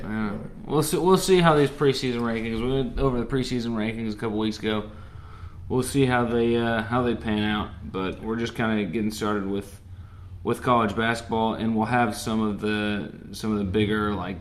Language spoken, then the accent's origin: English; Kentucky, United States; I'm from Kentucky. I live in Kentucky.